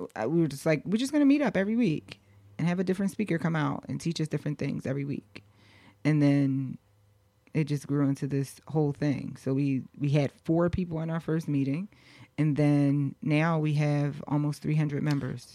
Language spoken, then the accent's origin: English; Philadelphia, Pennsylvania, United States; also born or lived in Los Angeles; I grew up in Philly.